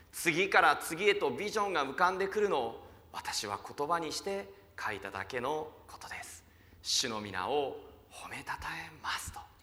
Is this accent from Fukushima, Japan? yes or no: yes; countryside of Fukushima, Japan; now in Tokyo, Japan; 福島の田舎から上京してきて